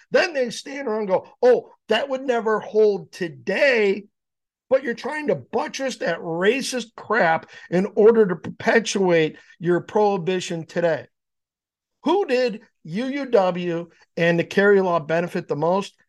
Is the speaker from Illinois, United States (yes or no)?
yes; Downers Grove, Illinois, United States; also born or lived in Naperville; now in Yorkville, United States; I grew up in Downers